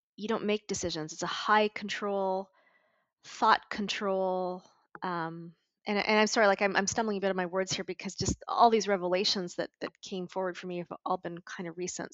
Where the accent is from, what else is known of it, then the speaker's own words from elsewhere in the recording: Montreal, Quebec, Canada; moved away as an adult; also born or lived in Vancouver; I moved out of home when I was 20. I moved from Montreal to Vancouver